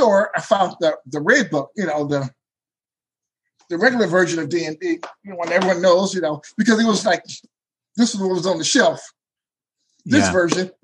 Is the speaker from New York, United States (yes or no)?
no; Benton Harbor, Michigan, United States; moved away as an adult; now in Davenport, United States; Originally, I'm from Benton Harbor, which is on the lake.